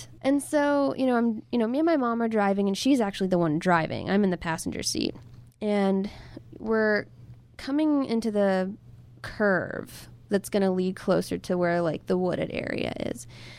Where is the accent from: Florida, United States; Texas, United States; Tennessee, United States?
Texas, United States; Hurst; Close to my hometown. It was in Hearst, Texas.